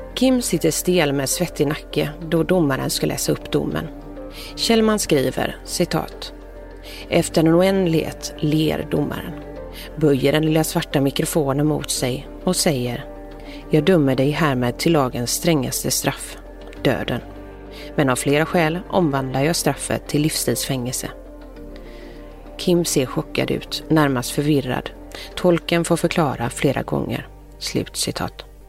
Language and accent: Swedish; Gothenburg, Västra Götaland, Sweden; accent: Gothenburg dialect (göteborgska); jag pratar så mycket göteborgska